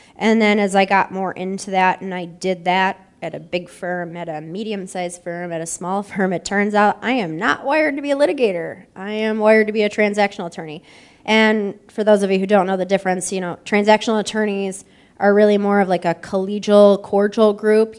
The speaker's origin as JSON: {"language": "English", "town": "Buffalo", "region": "New York", "country": "United States", "tie": "born or raised there", "moved": "yes", "lives_now": "Columbus, United States", "said": "I'm born and raised in Buffalo"}